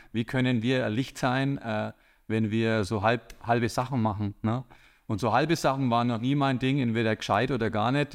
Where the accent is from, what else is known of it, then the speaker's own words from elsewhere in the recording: Bavaria, Germany; komme ich aus Bayern